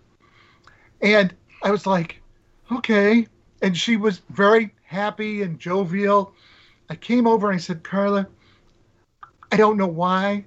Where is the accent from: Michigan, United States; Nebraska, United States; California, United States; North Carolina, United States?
Nebraska, United States; I grew up in Nebraska.